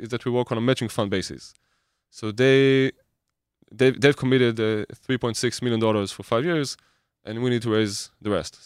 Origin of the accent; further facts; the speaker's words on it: Israel; I grew up in Israel.